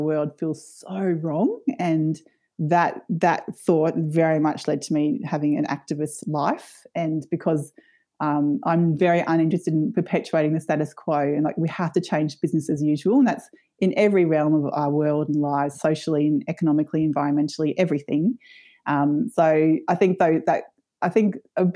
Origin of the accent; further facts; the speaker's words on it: Brisbane, Queensland, Australia; I grew up in Meanjin in Brisbane in a really vibrant suburb called Kurilpa, which is in West End.